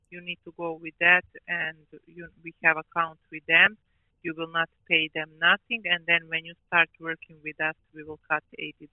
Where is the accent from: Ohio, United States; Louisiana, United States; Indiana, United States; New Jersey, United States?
Ohio, United States; I'm from Ohio, yeah.